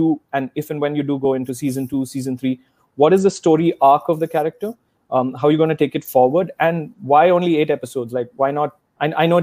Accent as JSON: {"language": "English", "country": "India", "said": "I'm Indian"}